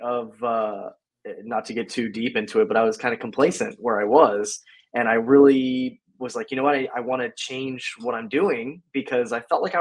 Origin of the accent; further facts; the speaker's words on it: Florida, United States; Born and raised in Florida. So I have been in Florida since I was, you know, born, and I'm still here